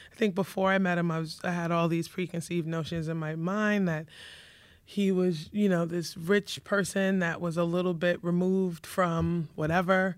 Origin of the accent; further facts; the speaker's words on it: New York City, New York, United States; also born or lived in Bronx; now in Savannah, United States; I was born in the Bronx. And, um, pretty much raised in Queens, lived in Savannah for a short period of time